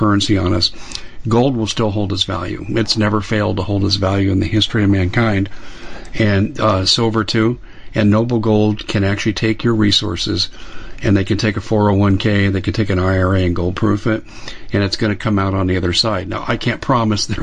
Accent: Arizona, United States; I'm from Arizona

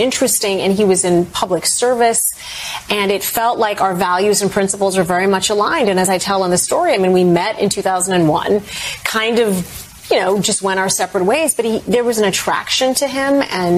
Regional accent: Saudi Arabia; now in United States; one of the reasons I liked growing up in the Middle East

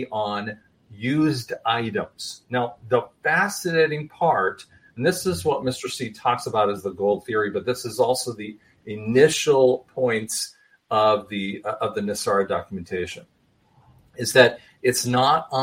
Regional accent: England, United Kingdom; I'm an English guy

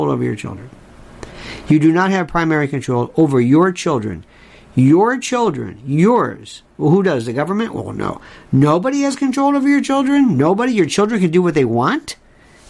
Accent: Tampa, Florida, United States; growing up in Florida, in Tampa, we had a lot of Cubans

